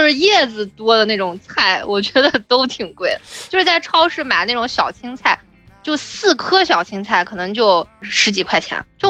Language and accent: Chinese; China; now in South Korea; 但是作为中国人来说，我就是觉得水果就要吃新鲜的。